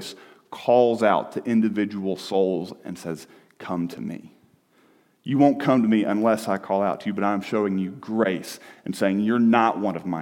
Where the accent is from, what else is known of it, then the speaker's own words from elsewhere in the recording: the South, United States; I'm from the South where everybody sounds nice